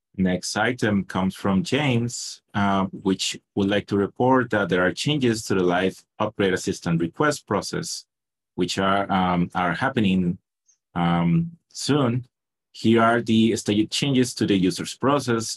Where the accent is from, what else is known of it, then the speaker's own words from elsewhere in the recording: Costa Rica; I'm from Costa Rica